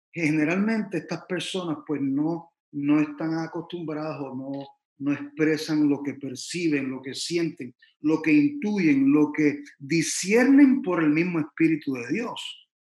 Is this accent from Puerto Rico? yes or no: yes; San Juan, Puerto Rico; now in Miami, United States; Yo soy originalmente de San Juan de Puerto Rico, la isla preciosa del Mar Caribe. Eh, aquí estoy en Miami hace como alrededor de 30 años ya